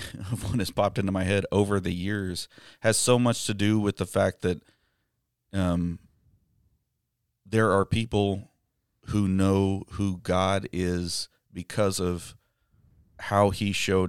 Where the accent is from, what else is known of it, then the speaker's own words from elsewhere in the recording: Amarillo, Texas, United States; born there; They set up their will before I was born in Amarillo.